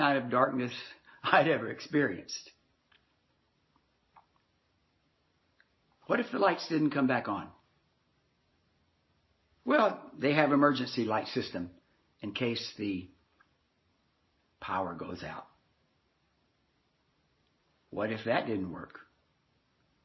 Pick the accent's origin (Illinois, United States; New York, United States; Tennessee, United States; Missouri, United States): Tennessee, United States; Nashville; I grew up in Nashville, Tennessee